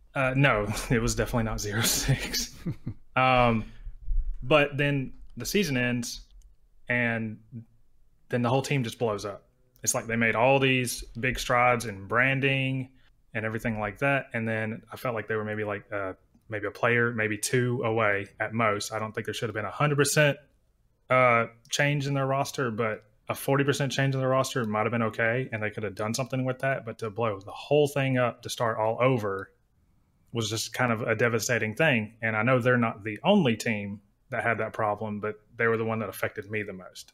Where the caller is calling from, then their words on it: Oxford, Alabama, United States; I'm calling from Oxford, Alabama